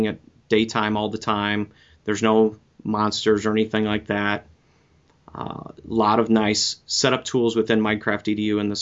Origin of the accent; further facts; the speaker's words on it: Midwest, United States; I am a Midwesterner